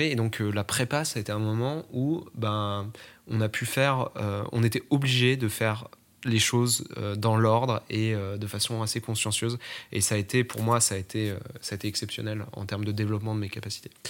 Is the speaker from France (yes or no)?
yes; France; also born or lived in Strasbourg / La Rochelle; J'ai grandi à la campagne au début, ensuite je suis allé euh, vivre à Strasbourg et, ensuite j'ai déménagé pour l'autre côté de la France où je suis allé vivre à La Rochelle.